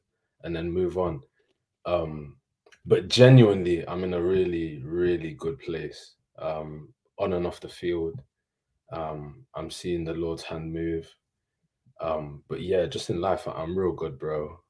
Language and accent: English; Leicester, East Midlands, United Kingdom; moved away; also born or lived in Birmingham; So I love Birmingham, but Leicester's home. Grew up there quite comfortably, to be fair.